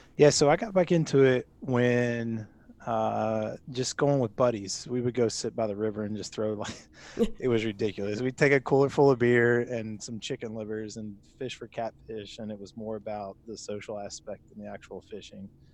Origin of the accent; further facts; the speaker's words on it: Louisville, Kentucky, United States; also born or lived in Lexington, Kentucky; I grew up in Louisville, Kentucky